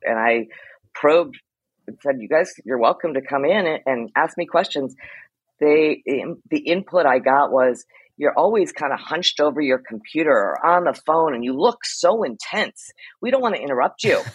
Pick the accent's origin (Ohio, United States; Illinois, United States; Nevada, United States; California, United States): Ohio, United States; moved away as an adult; also born or lived in Iowa / New Zealand / New York; I'm a Midwestern girl by heart. I was born in Iowa, grew up in Ohio